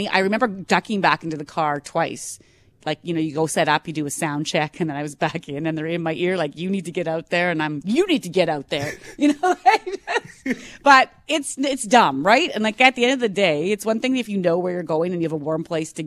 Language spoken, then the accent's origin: English; Manitoba, Canada; I'm from Manitoba